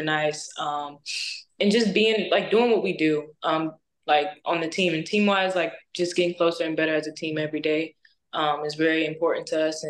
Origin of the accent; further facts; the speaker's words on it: Missouri, United States; now in Tallahassee, United States; I was raised in Missouri